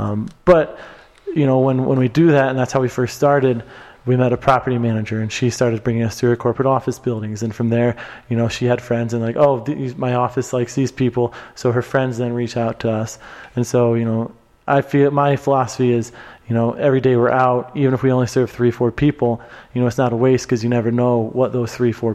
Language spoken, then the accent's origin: English; Cedar Falls, Iowa, United States; now in Colorado, United States; my hometown of Cedar Falls, Iowa